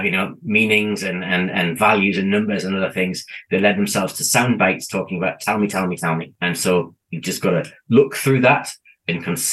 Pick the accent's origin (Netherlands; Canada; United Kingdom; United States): United Kingdom; now in New Zealand; I come from the UK, as my accent probably gives away.